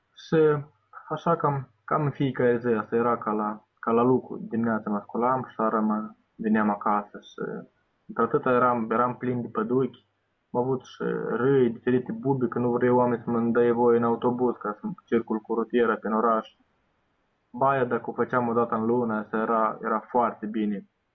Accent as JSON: {"language": "Romanian", "town": "Bender", "region": "Transnistria", "country": "Moldova", "tie": "born or raised there", "said": "m-am dus la Bender, în orașul meu natal"}